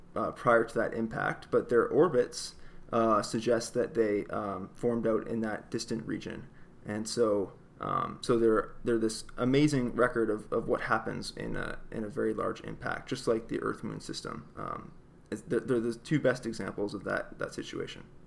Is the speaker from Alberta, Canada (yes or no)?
no; across the river from Detroit, Ontario, Canada; I grew up in Canada, actually, uh, right across the river from Detroit